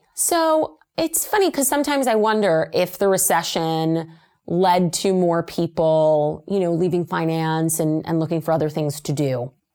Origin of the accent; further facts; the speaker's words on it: Las Vegas, Nevada, United States; moved away; I'm originally from Las Vegas, Nevada.